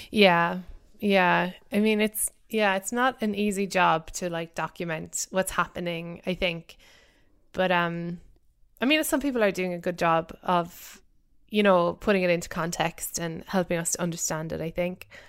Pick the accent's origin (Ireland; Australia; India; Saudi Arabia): Ireland; Cork, Munster; moved away; I grew up in Cork in the south of Ireland